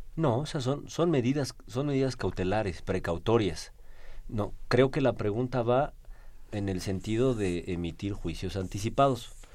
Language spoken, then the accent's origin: Spanish; Mexico